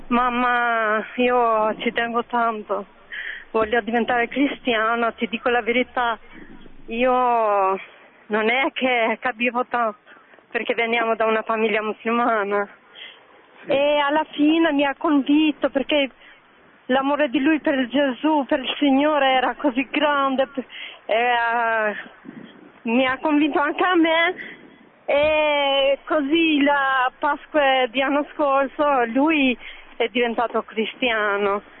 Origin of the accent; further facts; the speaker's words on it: Tirana, Tirana County, Albania; Italian is a second language; now in Bologna, Italy; Io sono una signora straniera, vengo da Albania, da Tirana. Sono da 11 anni qui a Bologna